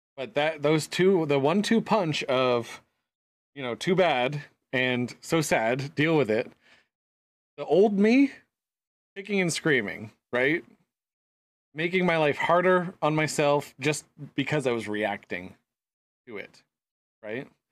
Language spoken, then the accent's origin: English; United States; Being American